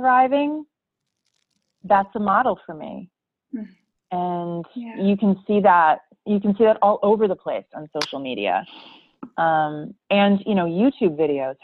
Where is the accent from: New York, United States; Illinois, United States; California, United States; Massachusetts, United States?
Massachusetts, United States; Boston; accent: Boston; I managed to keep my Boston accent under wraps